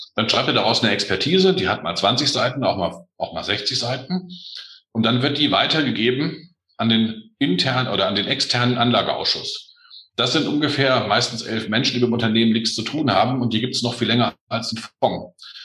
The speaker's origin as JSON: {"language": "German", "region": "northeast Hesse", "country": "Germany", "said": "ich bin eigentlich Hesse. Ich bin Ost, Ost, Nordosthesse"}